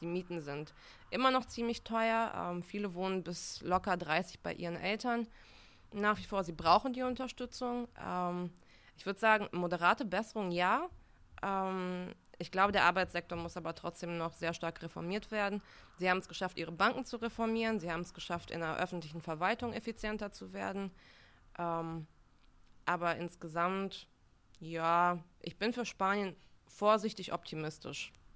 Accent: Uslar, Lower Saxony, Germany; moved away as an adult; also born or lived in Bulgaria / Münster; now in Berlin, Germany; ich bin in Niedersachsen aufgewachsen

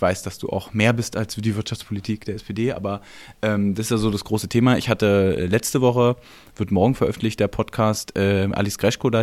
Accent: East Germany, Germany; da bin ich auch Ossi durch und durch

